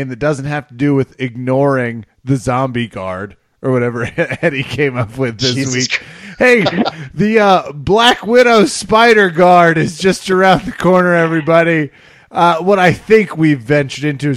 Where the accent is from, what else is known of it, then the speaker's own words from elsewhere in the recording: Kansas, United States; I'm from Kansas. Okay, I have no roots in Alabama